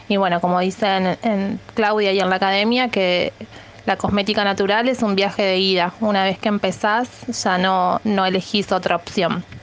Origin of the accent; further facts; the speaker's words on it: Colón, Entre Ríos, Argentina; de Colón Entre Ríos.